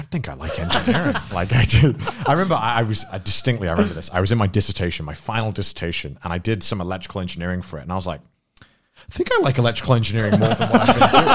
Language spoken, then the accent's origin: English; United Kingdom; I'm too British